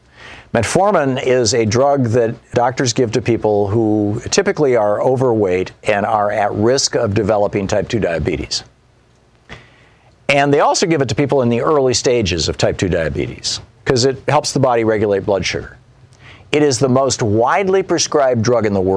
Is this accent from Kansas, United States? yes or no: no; Michigan, United States; born or raised there; moved away; also born or lived in Vermont